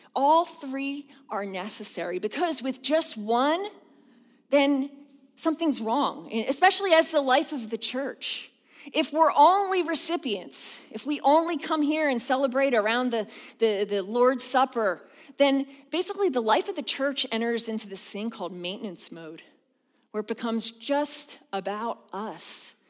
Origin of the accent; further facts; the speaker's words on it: outside of Philadelphia, Pennsylvania, United States; also born or lived in the South (US) / Harrisburg area; now in Harrisburg, United States; I grew up outside of Philadelphia